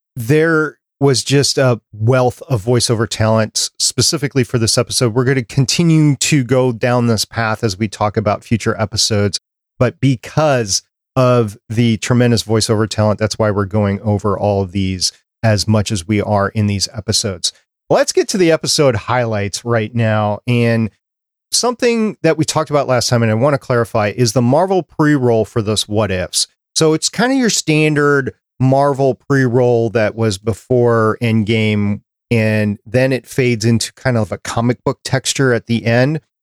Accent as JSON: {"language": "English", "region": "Minnesota", "country": "United States", "tie": "born or raised there", "said": "when I was growing up in Minnesota"}